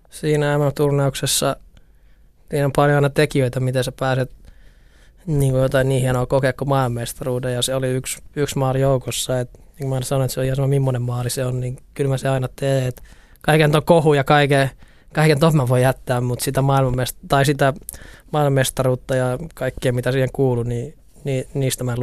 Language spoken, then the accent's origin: Finnish; Oulu, North Ostrobothnia, Finland; Mä tulin Oulusta IFK, siitäkin tuli jotenkin kauhean iso juttu